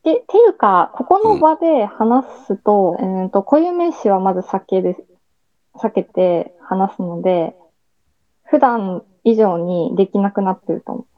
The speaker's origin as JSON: {"language": "Japanese", "region": "Hiroshima", "country": "Japan", "tie": "born or raised there", "said": "地元が広島なので"}